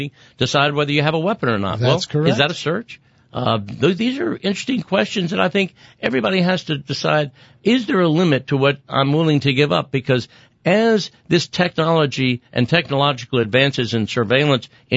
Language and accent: English; San Antonio, Texas, United States; I'm old and from San Antonio